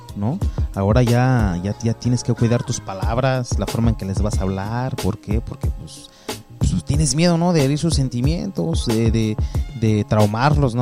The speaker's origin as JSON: {"language": "Spanish", "country": "Mexico", "tie": "born or raised there", "moved": "yes", "lives_now": "United States", "said": "yo soy mexicano"}